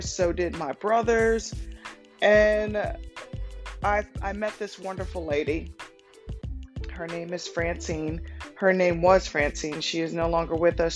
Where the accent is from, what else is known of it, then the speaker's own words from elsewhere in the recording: Cambridge, Maryland, United States; also born or lived in Denton, Maryland; I grew up in Cambridge, Maryland